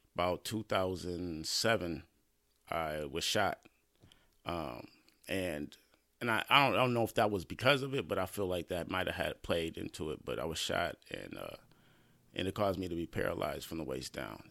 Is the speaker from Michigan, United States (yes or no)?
yes; Lansing, Michigan, United States; I was born in Lansing, Michigan, uh, nineteen eighty-four. Uh, Sparrow Hospital. Um, started here, lived here all my life on the north side of Lansing.